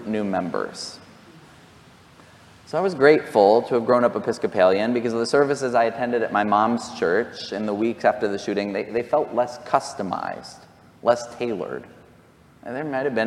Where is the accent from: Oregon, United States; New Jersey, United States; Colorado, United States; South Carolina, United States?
Colorado, United States; near Columbine, Jefferson County; I grew up near Columbine.